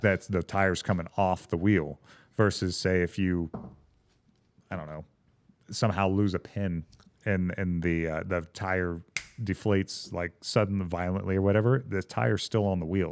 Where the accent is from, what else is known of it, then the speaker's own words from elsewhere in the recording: Douglasville, Georgia, United States; moved away; So I grew up in the South